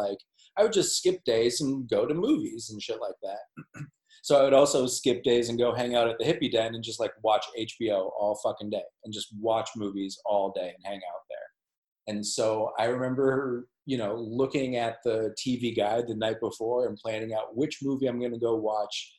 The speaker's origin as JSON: {"language": "English", "town": "Minneapolis", "region": "Minnesota", "country": "United States", "tie": "born or raised there", "said": "I was born and raised in Minneapolis"}